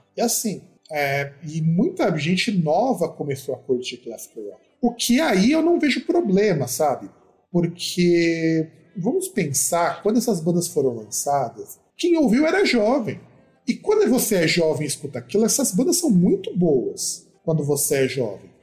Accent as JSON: {"language": "Portuguese", "country": "Brazil", "said": "escutar música brasileira faz parte da nossa formação como brasileiro"}